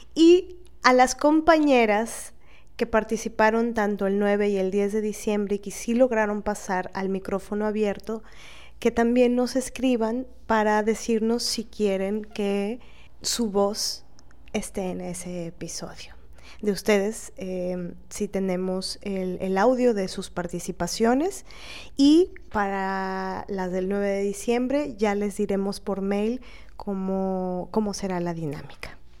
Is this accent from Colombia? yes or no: no; Veracruz, Mexico; como jarocha